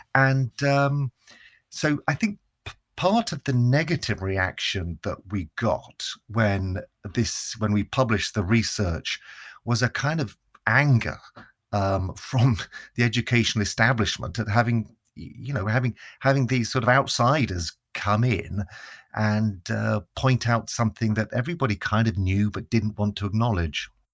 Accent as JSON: {"language": "English", "region": "Northern Ireland", "country": "United Kingdom", "tie": "born or raised there", "also_born_or_lived": "England", "said": "we moved to Northern Ireland"}